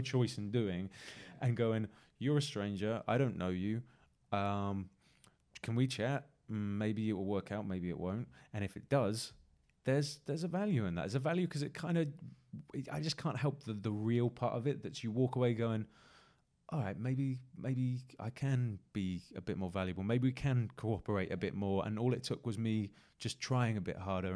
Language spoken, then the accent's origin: English; Exeter, South West England, United Kingdom; now in London, United Kingdom; my hometown in Exeter and Devon